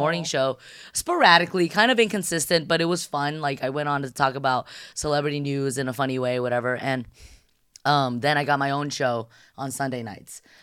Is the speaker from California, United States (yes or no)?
yes; San Gabriel Valley, California, United States; also born or lived in Shanghai, China; a Shanghai born, Californian raised